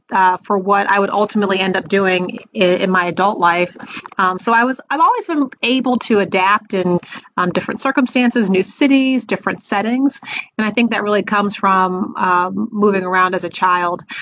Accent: Raleigh, North Carolina, United States; but I went to high school in Raleigh, North Carolina. So I always say I'm from North Carolina, um, and we we lived there for quite a while.

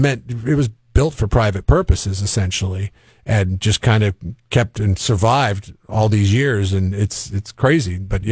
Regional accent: Seattle, Washington, United States; moved away; I grew up in Seattle.

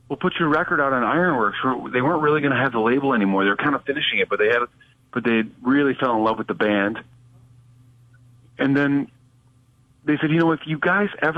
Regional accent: Wayland, Michigan, United States; moved away as an adult; also born or lived in Los Angeles; my hometown in Wayland, Michigan

